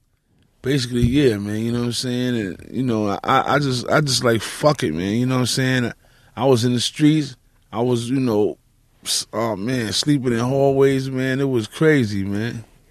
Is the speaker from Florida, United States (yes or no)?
no; New York City, New York, United States; also born or lived in Bronx; I'm from Manhattan.